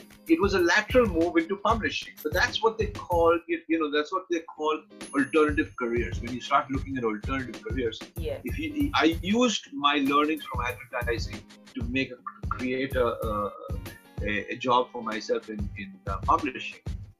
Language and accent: English; Dubai, United Arab Emirates; now in Canada; I came here 20 years ago as an immigrant from the Middle East. I came from Dubai. I came here with dreams, and I've got all this experience.